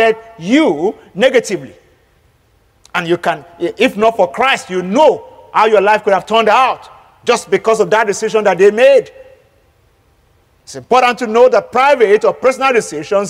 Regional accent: Nigeria; As a Nigerian

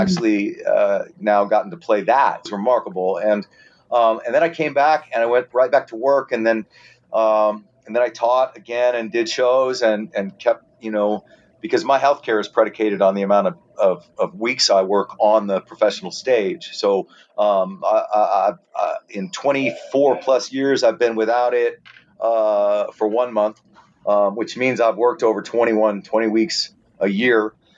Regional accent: Arizona, United States; I grew up in Arizona.

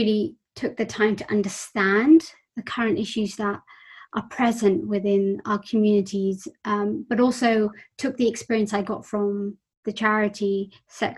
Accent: London, United Kingdom; I grew up in West London in an extended family with my grandparents and my cousins

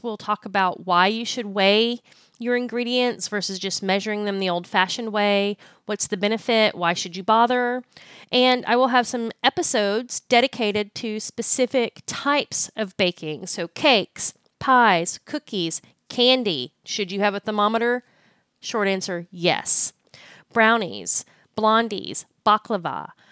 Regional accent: Austin, Texas, United States; now in Fort Worth, United States; I'm originally from Austin, Texas

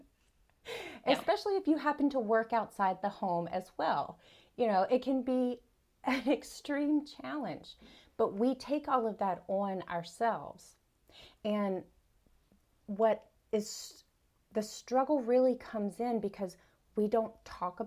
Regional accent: South Carolina, United States; I'm from South Carolina in the United States. I grew up here. I was born and raised here.

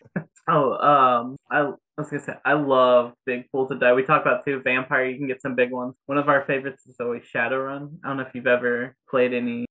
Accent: Indiana, United States; I'm from Indiana

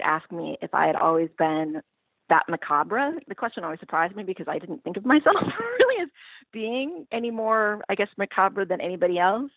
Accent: Pacific Northwest, United States; when I was growing up in the Pacific Northwest

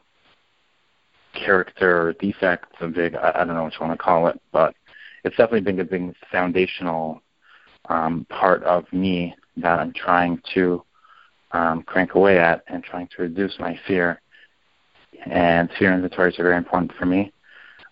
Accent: Canada; now in New Jersey, United States; I'm from Canada

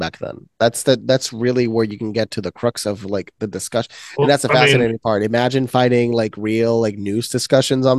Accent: Puerto Rico; moved away; I come from Puerto Rico.

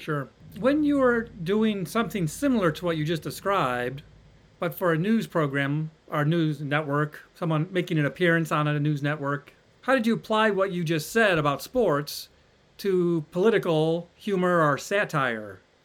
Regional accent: Ohio, United States; moved away as an adult; I'm from Ohio

